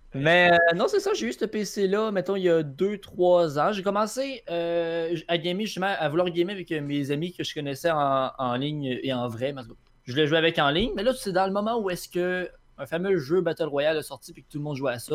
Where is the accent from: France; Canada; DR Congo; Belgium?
Canada; Quebec City, Quebec; je viens de Québec. Né à Québec, dans Québec